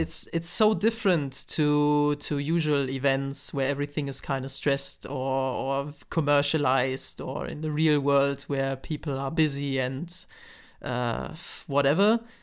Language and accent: English; Germany; I'm from Germany